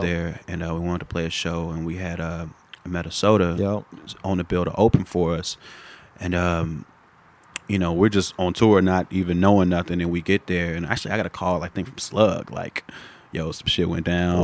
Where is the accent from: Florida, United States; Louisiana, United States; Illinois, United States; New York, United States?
Illinois, United States; Chicago; moved away; my experience growing up in Chicago